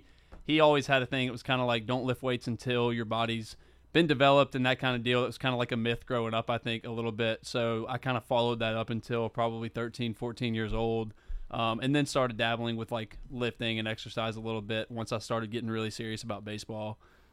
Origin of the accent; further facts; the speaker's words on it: Flowood, Mississippi, United States; Yeah, I grew up in Flowood, Mississippi. I went to Northwest Rankin High School, played baseball there, grew up playing baseball from a really young age